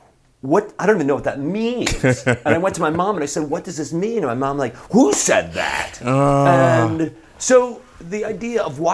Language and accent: English; Chicago, Illinois, United States; Certainly the prejudice that I grew up with in Chicago.